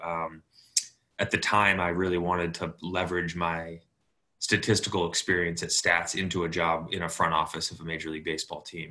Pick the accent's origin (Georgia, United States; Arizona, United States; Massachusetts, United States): Massachusetts, United States; Boston; I'm from Boston originally